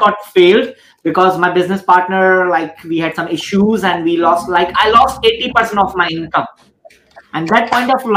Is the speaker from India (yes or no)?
yes; India; I'm 31 years old right now and I'm Indian